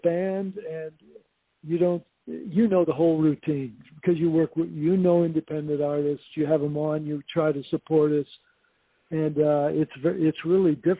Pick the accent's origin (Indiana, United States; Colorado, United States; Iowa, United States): Indiana, United States; born or raised there; now in Whidbey Island, United States